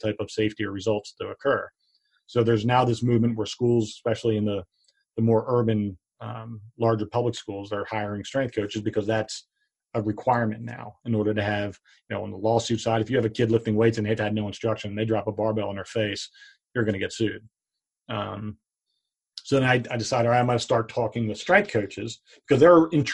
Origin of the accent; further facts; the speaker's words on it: Pottstown, Pennsylvania, United States; my hometown of Pottstown